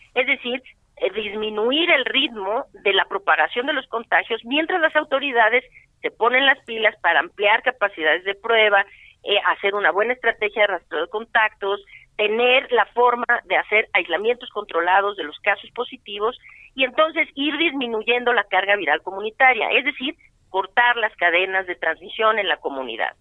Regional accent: Mexico; yo soy mexicana

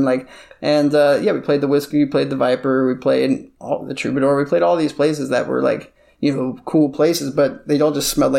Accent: Beverly Hills, California, United States; I used to hate LA because I grew up in Beverly Hills, which is like the most stupid place for a kid, yeah, to grow up.

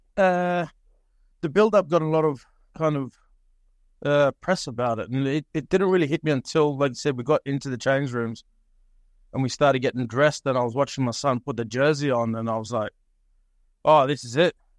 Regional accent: Cairns, Queensland, Australia; moved away as an adult; now in Norway; we grew up in Cairns, born in Cairns and grew up there

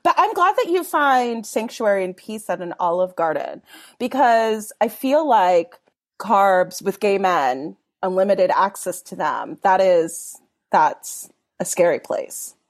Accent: Los Angeles, California, United States; I grew up in Mount Washington in Los Angeles in, like, the eighties, nineties

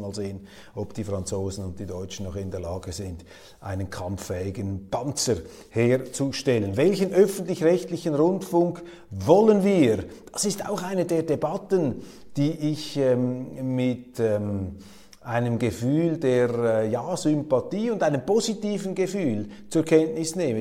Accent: Switzerland; als Schweizer

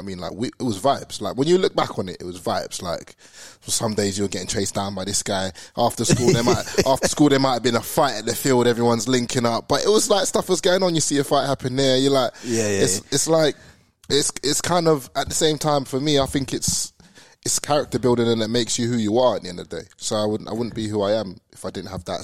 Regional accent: Luton, East of England, United Kingdom; moved away as an adult; also born or lived in Brixton, London; now in Australia; So they moved us to Luton. That's where we pretty much grew up most of our lives

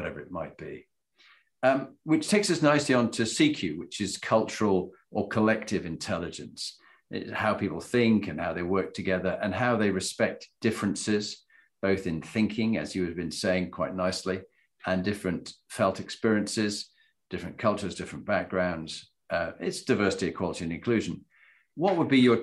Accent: Yorkshire and the Humber, United Kingdom; I'm also from Yorkshire and we tend to say things as they are.

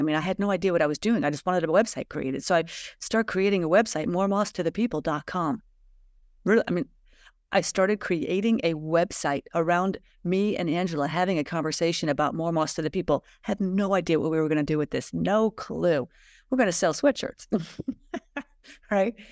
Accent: United States; I was raised in America

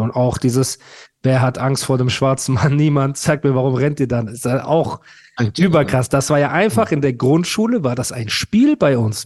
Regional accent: Heidelberg, Baden-Württemberg, Germany; ich komme aus Heidelberg

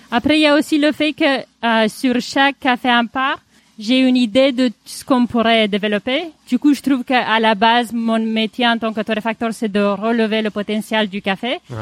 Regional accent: Romania; now in Paris, France; Je suis originaire de Roumanie et j'ai venu à Paris en faisant de la musique classique

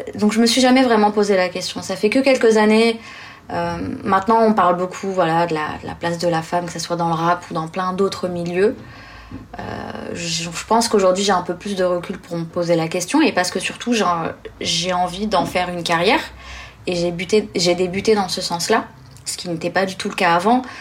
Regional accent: Blida, Blida Province, Algeria; moved away; ma ville natale plutôt, qui est une ville qui s'appelle Bida, euh, qui est à 40-50 km au sud

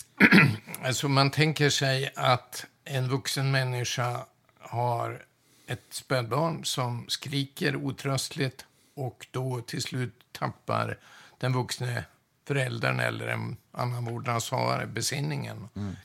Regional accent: Umeå, Västerbotten County, Sweden; jag är född och uppvuxen i Umeå

